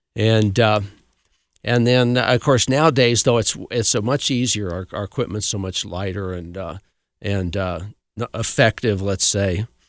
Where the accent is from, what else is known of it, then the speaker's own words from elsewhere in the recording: Cascade, Colorado, United States; I grew up in Cascade